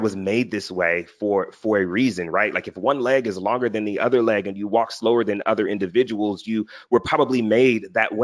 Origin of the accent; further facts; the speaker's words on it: Philadelphia, Pennsylvania, United States; I'm from Philly